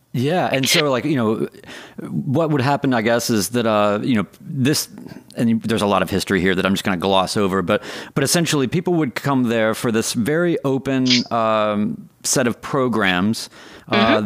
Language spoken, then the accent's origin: English; Winston-Salem, North Carolina, United States; I grew up in Winston Salem